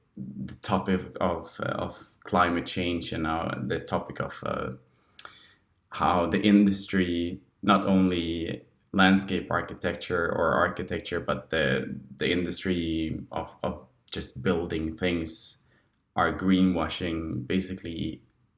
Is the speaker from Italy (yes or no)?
no; Sweden; moved away; And since I moved from Sweden, I kind of felt like I wanted to raise the topics not only in Swedish but also in English to gain a broader group of people.